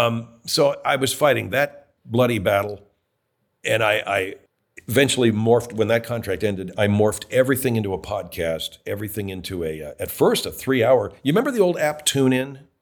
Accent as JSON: {"language": "English", "region": "California", "country": "United States", "tie": "born or raised there", "said": "I was raised in California, not Canada, not Toronto, Canada."}